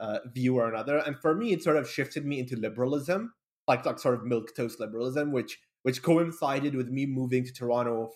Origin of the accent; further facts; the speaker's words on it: Bahrain; also born or lived in Kuwait; I'm from Bahrain originally, born in Kuwait, raised in Bahrain.